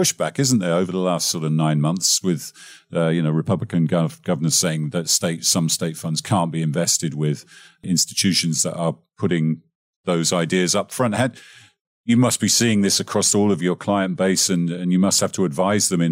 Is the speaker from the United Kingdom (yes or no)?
yes; England, United Kingdom; I'm English